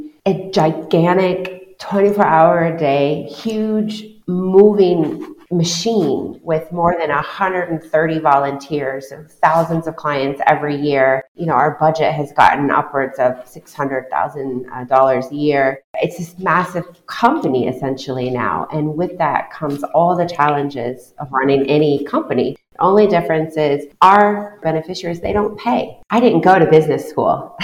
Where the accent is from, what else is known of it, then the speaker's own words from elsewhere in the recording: Iowa, United States; moved away as an adult; also born or lived in New York City / Sub-Saharan Africa; now in Bahrain; I'm from Iowa. It's a small rural state in the United States. I grew up on the Mississippi River. I left Iowa when I finished graduate school